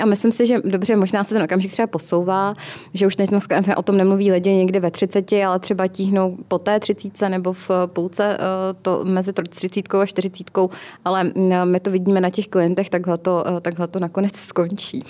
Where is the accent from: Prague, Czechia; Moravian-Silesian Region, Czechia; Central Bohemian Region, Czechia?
Central Bohemian Region, Czechia; Kolín; v mém rodném městě v hmm. Kolíně